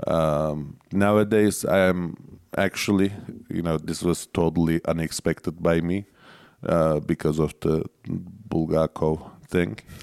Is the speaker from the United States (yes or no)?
no; Turkey